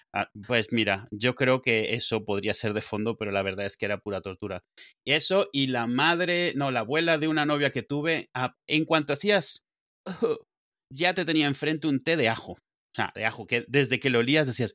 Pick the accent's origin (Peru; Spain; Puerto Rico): Spain; Benidorm, Valencian Community; moved away; also born or lived in Venezuela; ¿de dónde eres? Y digo, de venidor